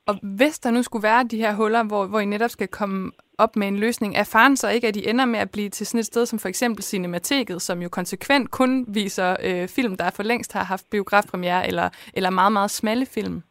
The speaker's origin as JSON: {"language": "Danish", "town": "Esbjerg", "region": "Southern Denmark", "country": "Denmark", "said": "jeg er jo selv fra Esbjerg og Vesterhavet"}